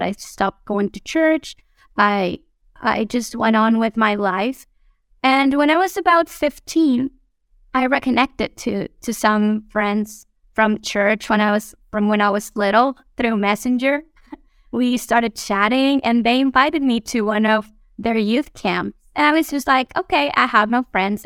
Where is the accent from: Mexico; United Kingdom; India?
Mexico; moved away as an adult; now in Guatemala; We are originally from Mexico, my husband and I. Uh, we were both born there and grew up there and we met and married there